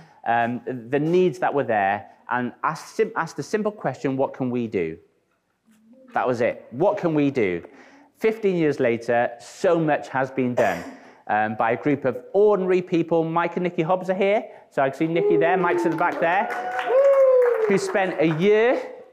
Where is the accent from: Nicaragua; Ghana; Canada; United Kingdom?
United Kingdom; North Wales; now in Winchester, United Kingdom; I'm actually from Wales, okay? So it's good to be home. I am from God's country, though, North Wales